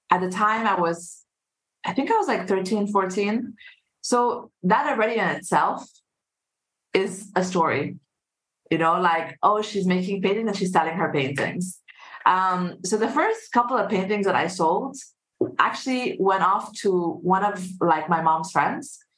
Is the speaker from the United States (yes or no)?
no; Saudi Arabia; So um, I'm half Egyptian, half Singaporean. And uh, I grew up in actually in Saudi Arabia.